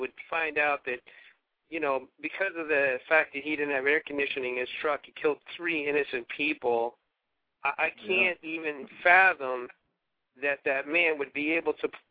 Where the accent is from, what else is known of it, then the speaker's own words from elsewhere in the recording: Massachusetts, United States; I'm from Massachusetts